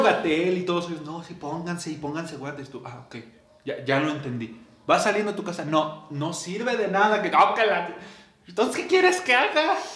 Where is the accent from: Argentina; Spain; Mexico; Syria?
Mexico; como mexicano